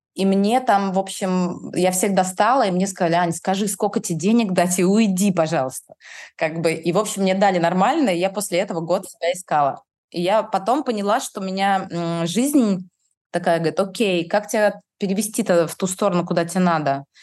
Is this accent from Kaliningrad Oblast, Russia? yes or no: yes; Kaliningrad, Kaliningrad Oblast, Russia; я из Калининграда